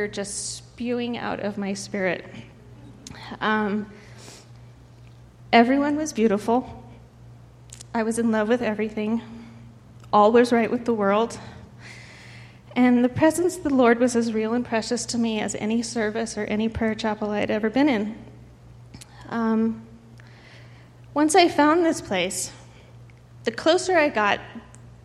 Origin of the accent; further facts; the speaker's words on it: Denver, Colorado, United States; moved away as an adult; I was raised in Denver